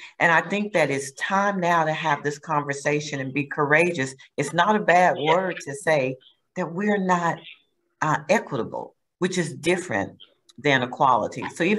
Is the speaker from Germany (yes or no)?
yes; Heidelberg, Baden-Württemberg, Germany; born there; So growing up, we traveled a lot. I was born in Heidelberg, West Germany.